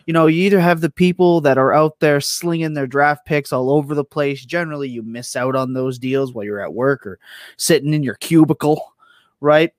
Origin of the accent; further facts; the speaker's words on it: Canada; I am Canadian